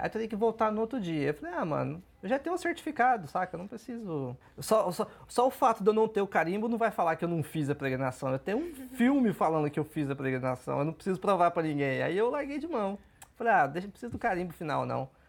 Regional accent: Goiânia, Goiás, Brazil; eu que sou goiano, cresci em Goiânia por muito tempo

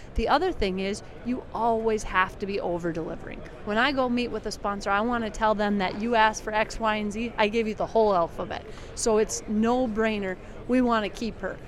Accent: South Dakota, United States; South Dakota, and the reason why is that is my home state

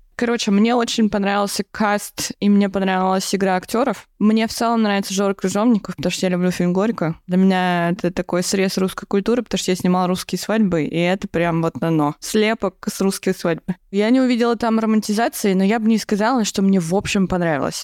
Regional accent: Dolgoprudny, Moscow Oblast, Russia; я из Долгопа

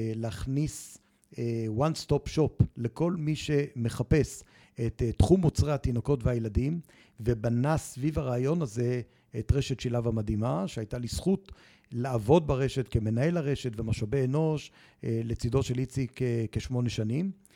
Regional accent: Jerusalem, Jerusalem District, Israel; כשהייתי בכיתה ח' והייתי במועצת התלמידים בירושלים

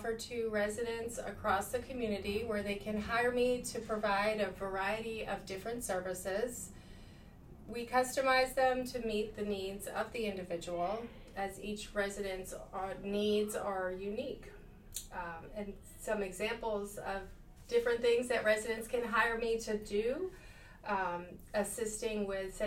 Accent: Boston, Massachusetts, United States; moved away as an adult; also born or lived in Savannah, Georgia; I'm originally from Boston, Massachusetts. I came to the South to attend Savannah College of Art and Design

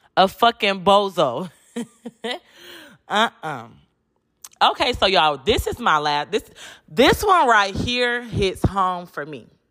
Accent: Detroit, Michigan, United States; moved away as an adult; now in Houston, United States; I'm from Detroit, but I live in Houston

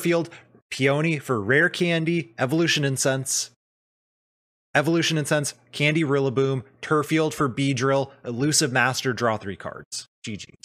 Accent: Arizona, United States; now in Seattle, United States; I grew up in Arizona and I moved up here

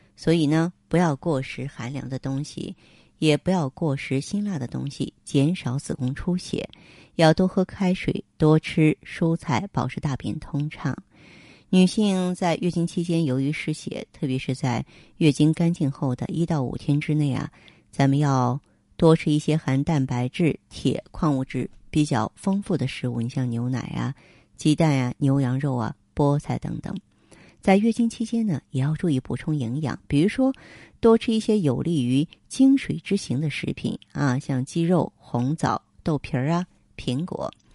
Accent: northern China, China; 我们是北方人。北方人啊，咱们这个光照时间跟那个亚热带南方，它是不一样的

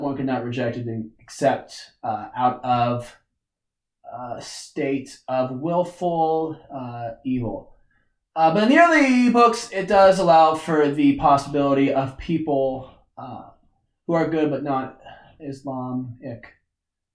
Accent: Kansas, United States; accent: twang; sometimes I have a little bit of a twang, and it's because I'm from Kansas

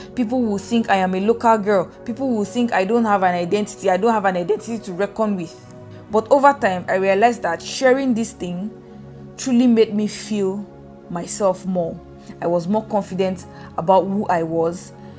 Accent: Bauchi, Nigeria; English is a second language; This is because whenever I say I am from Bauchi, people will be like, okay, where is that? I have never heard of that place before.

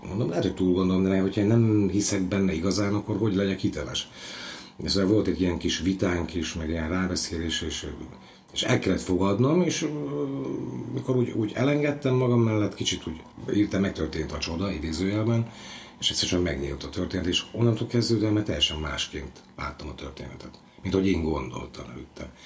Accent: Zeliezovce, Nitra Region, Slovakia; moved away as an adult; now in Komárno, Slovakia; Zseliz ugye az szülővárosom, de 18-19 éves koromban úgy kirepültem a családi fészekből

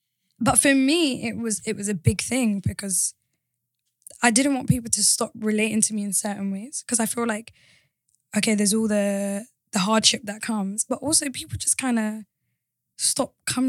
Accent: London, United Kingdom; I grew up near the Crystal Palace Stadium, innit?

